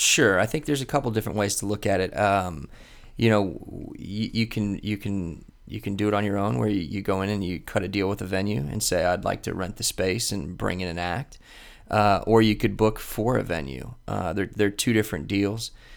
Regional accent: Columbus, Ohio, United States; also born or lived in Florida; I grew up here in Columbus, um, and I went to Ohio State

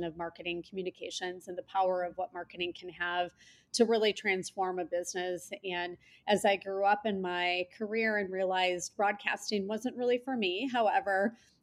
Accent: Michigan, United States; moved away as an adult; now in Chicago, United States; I grew up around different places in Michigan.

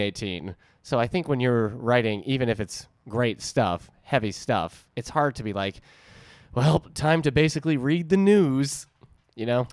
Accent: New England, United States; I'm from New England

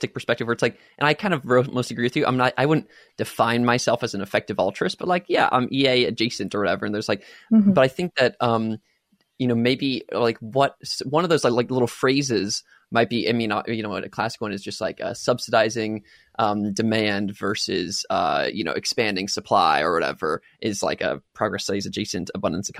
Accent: United States; I was born and raised in America

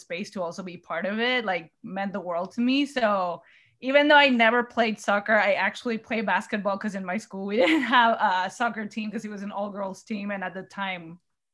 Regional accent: Mexico; I was born and raised in Mexico

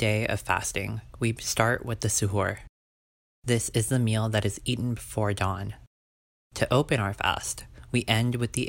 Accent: Sugar Land, Texas, United States; I'm currently in my hometown of Sugarland, Texas.

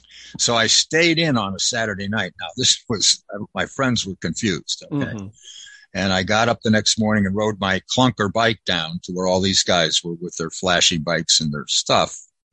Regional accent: Connecticut, United States; now in California, United States; You know, I came from Connecticut. I was living there and I was waking up to the, you know, sunny Southern California.

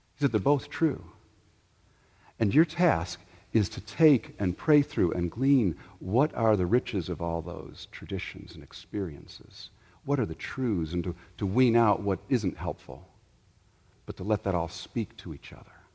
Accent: Chicago, Illinois, United States; moved away; also born or lived in the South (US); Growing up in Chicago

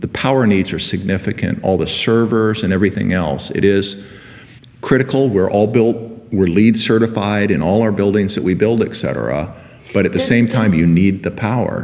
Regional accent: Seattle, Washington, United States; also born or lived in Bay Area, California; I came to Seattle in 1962 as a little kid to see the World's Fair. Um, my father was a physician, and he was offered the directorship at the University of Washington for child and adolescent psychiatry. So we moved up from the Bay Area

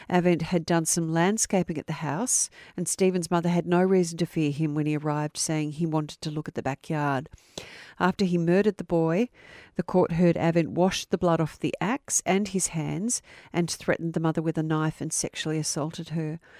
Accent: Melton, Victoria, Australia; as I was growing up in Melton in 1994.

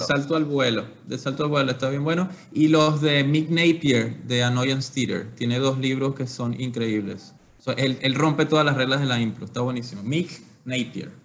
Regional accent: Venezuela; moved away; nosotros somos criados y crecidos en, Latinoamérica, Venezuela

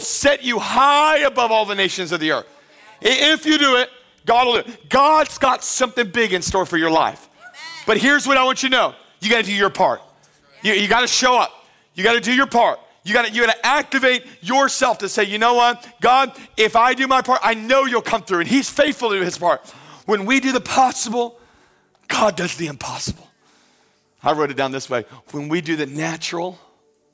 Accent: Pensacola, Florida, United States; I grew up in Pensacola in the 90s

